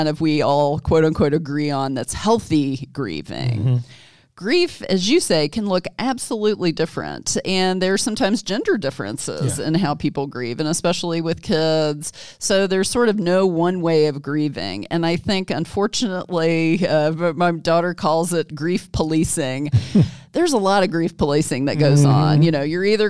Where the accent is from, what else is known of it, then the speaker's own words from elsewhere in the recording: Kentucky, United States; moved away as an adult; also born or lived in Jackson, Mississippi; my home state of Kentucky.